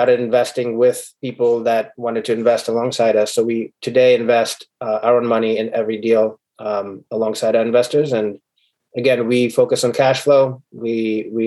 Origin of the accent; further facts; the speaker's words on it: Sierra Leone; moved away as an adult; also born or lived in Ukraine; now in United States; So I'm an immigrant from Sierra Leone and Ukraine. My mother's Ukrainian, my dad's from Sierra Leone. When I came, my dad is a doctor in Sierra Leone, and I had assisted my dad in surgeries back in Sierra Leone